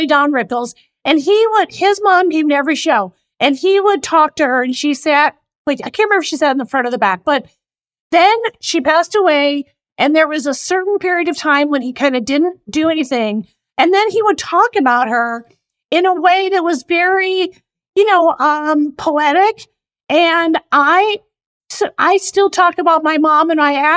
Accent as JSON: {"language": "English", "town": "Oak Park", "region": "Illinois", "country": "United States", "tie": "born or raised there", "also_born_or_lived": "Chicago", "moved": "yes", "said": "I'm from Chicago"}